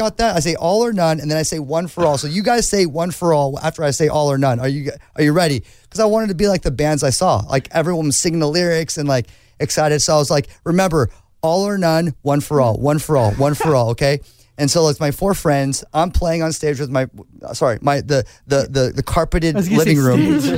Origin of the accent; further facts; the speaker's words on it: Newport Beach, California, United States; I grew up in Newport Beach. It's actually quite conservative. It's a beautiful place.